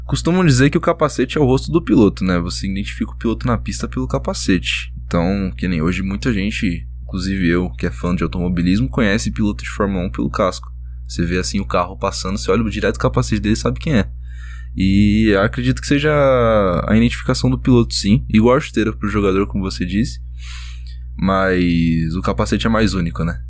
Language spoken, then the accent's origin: Portuguese; Suzano, São Paulo, Brazil; Depois chegou uma época que eu morava em Suzano, né? Eu sou de Suzano